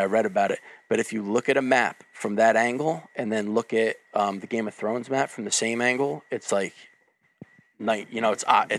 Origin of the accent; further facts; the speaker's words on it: New Jersey, United States; I'm from the Jersey side. If anything, I would instinctively say otherwise because I'm from Jersey.